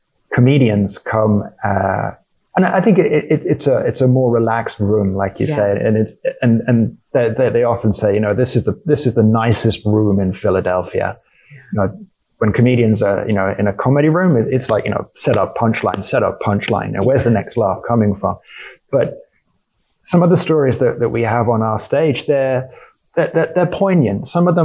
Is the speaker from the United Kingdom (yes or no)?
yes; United Kingdom; as a British person, you know, it was the start of a long and acrimonious divorce of a colony that we really quite liked